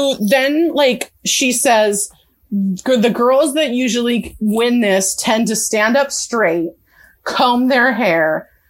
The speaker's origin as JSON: {"language": "English", "region": "California", "country": "United States", "said": "I'm from California"}